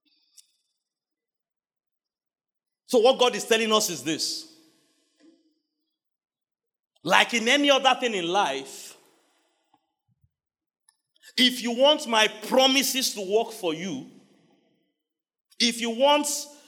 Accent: Nigeria; I am a Nigerian

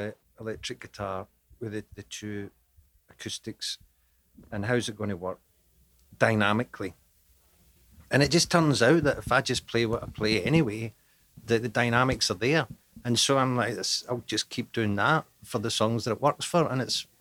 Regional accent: Scotland, United Kingdom

